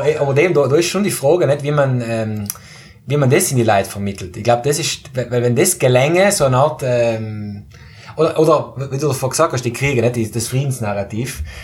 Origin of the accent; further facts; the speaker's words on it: South Tyrol, Trentino-Alto Adige, Italy; bei uns in Südtirol